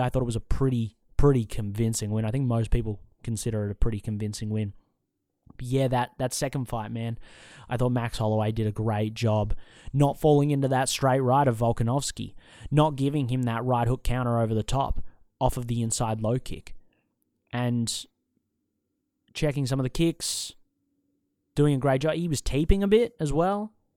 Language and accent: English; Australia; accent: Australian; I'm an Australian